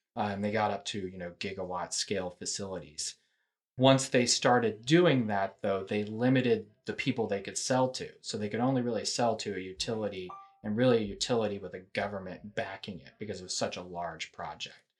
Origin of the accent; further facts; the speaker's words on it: Houston, Texas, United States; also born or lived in Austin; I, I'm originally from Houston